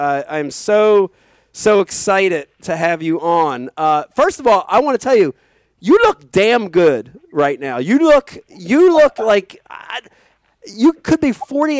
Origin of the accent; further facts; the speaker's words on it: right outside of Philadelphia, Pennsylvania, United States; We grew up right outside of Philadelphia.